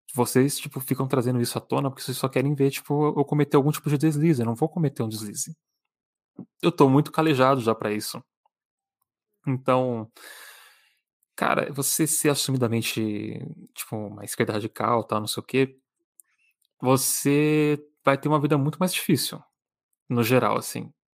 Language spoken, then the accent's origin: Portuguese; São Paulo, Brazil; Eu sou de São Paulo